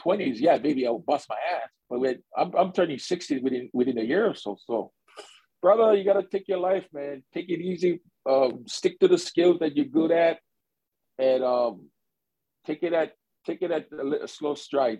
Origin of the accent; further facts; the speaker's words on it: Hawaii, United States; moved away as an adult; now in Japan; born and raised in Hawaii